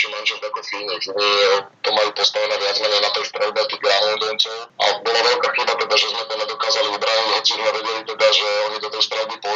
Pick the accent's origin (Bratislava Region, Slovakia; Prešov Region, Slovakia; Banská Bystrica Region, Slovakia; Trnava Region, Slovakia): Trnava Region, Slovakia; Hlohovec; moved away as an adult; also born or lived in Spain; ja som odchovanec z Lohoveckej hlavenej, som odchovanec z Bretona Lohovec a dlhé roky som tam hral za všetky mládežnické kategórie a hral som prakticky doma